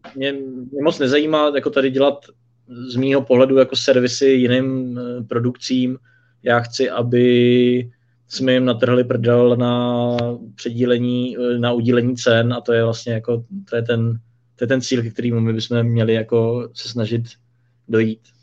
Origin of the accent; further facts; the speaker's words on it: Czechia; u nás v Čechách